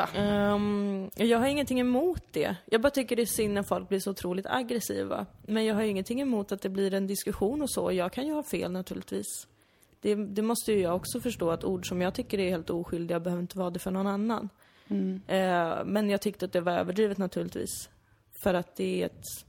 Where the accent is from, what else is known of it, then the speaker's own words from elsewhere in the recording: Täby, Stockholm County, Sweden; now in Malmö, Sweden; att växa upp där för att jag så himla gärna ville bli svensk